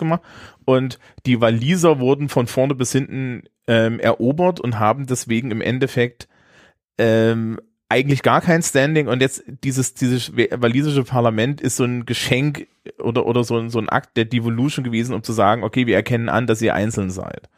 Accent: Germany; als Deutscher

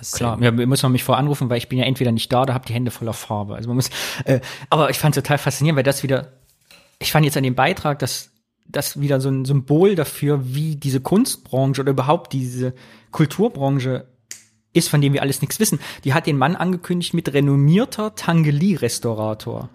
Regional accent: Rhineland, Germany; hier bei uns im Rheinland

